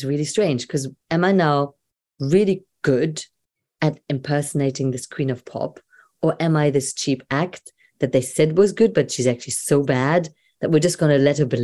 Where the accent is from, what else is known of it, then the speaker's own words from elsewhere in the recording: Germany; moved away; also born or lived in Brighton; I'm a girl from Germany